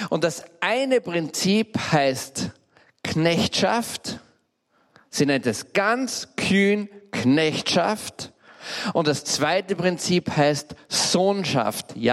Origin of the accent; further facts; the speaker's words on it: Graz, Styria, Austria; Wie ich zehn, elf oder zwölf Jahre alt war, sind meine Eltern von Graz, ich bin Steirer, gezogen in einen kleinen Vorort. Ein wunderschöner alter Vorort, heißt St. Radigund